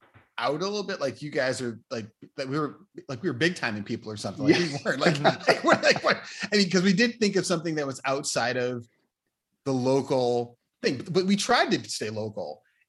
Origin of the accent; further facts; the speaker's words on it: Chicago, Illinois, United States; we're from Chicago. That's the first thing we always say, you know, we're the Bulls, we're from Chicago. You know, we're Chicago.